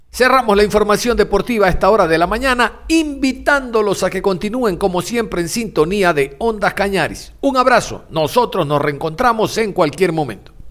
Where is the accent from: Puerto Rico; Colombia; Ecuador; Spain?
Ecuador; en nuestro país